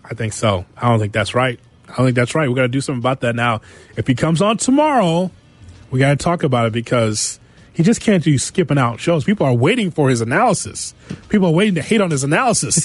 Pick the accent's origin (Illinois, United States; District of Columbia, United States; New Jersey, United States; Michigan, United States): Illinois, United States; Chicago; as a Chicagoan